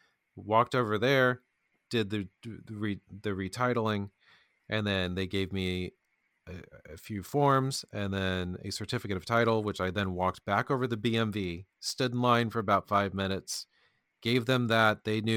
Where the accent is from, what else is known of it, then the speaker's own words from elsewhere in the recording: Indianapolis, Indiana, United States; also born or lived in Kentucky; And then we moved to southern Indiana. And we lived there for some time, and then we moved to Indianapolis, and then I pretty much grew up in Indianapolis.